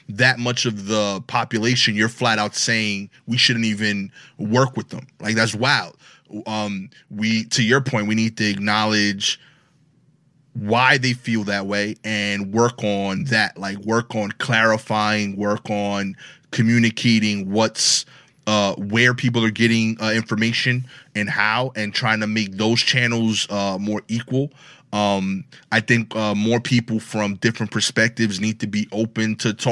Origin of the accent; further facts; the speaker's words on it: Brooklyn, New York, United States; I talk. I have an accent. Yeah, yeah, yeah. I'm from Brooklyn.